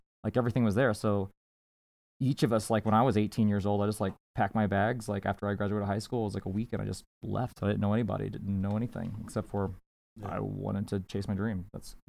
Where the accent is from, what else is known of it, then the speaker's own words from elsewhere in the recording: Missouri, United States; moved away; we all grew up in the Midwest individually.